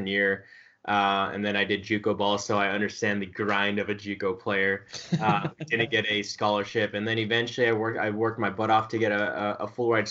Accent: Southern California, United States; I'm from Southern California

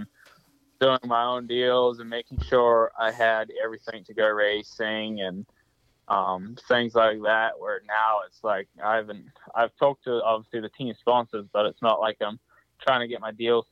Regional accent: New Zealand; also born or lived in Florida / South Carolina; now in United States; I came from New Zealand

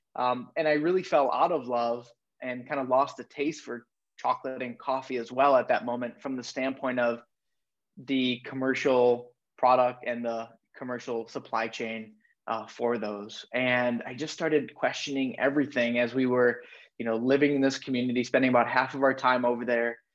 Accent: Madison, Wisconsin, United States; I'm from Madison, Wisconsin

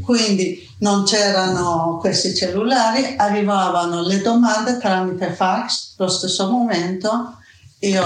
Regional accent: Iran; Italian is a second language; moved away as an adult; now in Bologna, Italy; io quando vado giù in Persia

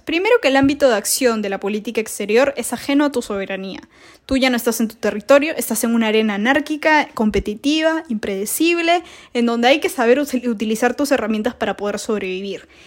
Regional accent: Peru; como peruanos debemos preocuparnos

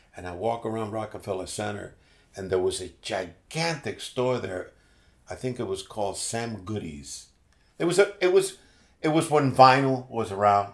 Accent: Puerto Rico; born or raised there; moved away as an adult; also born or lived in Bronx, New York City, United States / North Miami, United States; now in Miami, United States

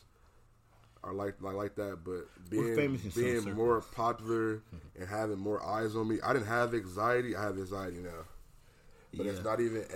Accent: Ontario, California, United States; also born or lived in Los Angeles / Inglewood; I'm from Ontario because I'm from Ontario

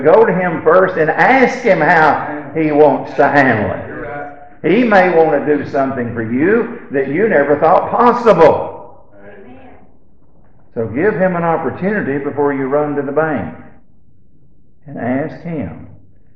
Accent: Alabama, United States; when we was growing up in Alabama

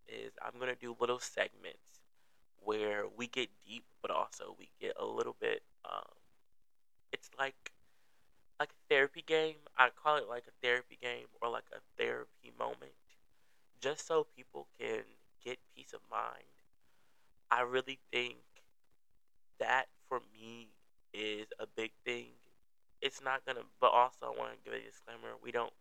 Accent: Milwaukee, Wisconsin, United States; I'm from the Milwaukee, um, Wisconsin area.

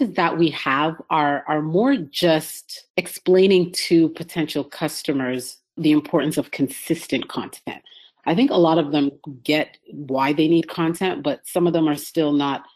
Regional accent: Canada; moved away as an adult; now in United States; I'm from Canada.

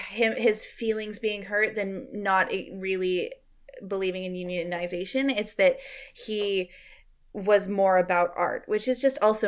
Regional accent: Canada; We're both Canadian

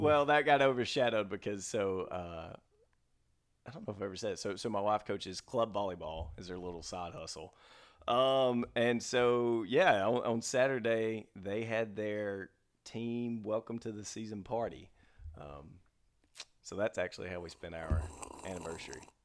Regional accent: Mississippi, United States; I'm from Mississippi

